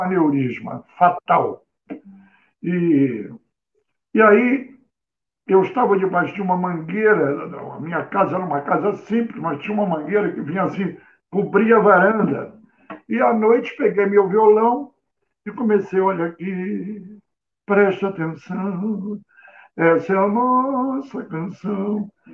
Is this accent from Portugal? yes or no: no; Rio de Janeiro, Brazil; eu morava num bairro Modesto do Rio, onde eu nasci, onde eu vivi 30 anos